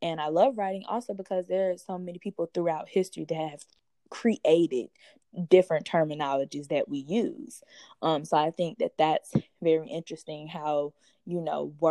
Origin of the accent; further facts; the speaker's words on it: Baton Rouge, Louisiana, United States; also born or lived in Atlanta, Georgia; now in Albany, United States; I'm originally from Baton Rouge, Louisiana, then moved to Atlanta, Georgia